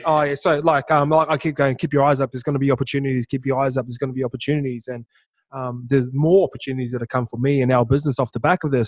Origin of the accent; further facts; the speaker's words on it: New Zealand; moved away; I'm a kid from Toke that's gang affiliated town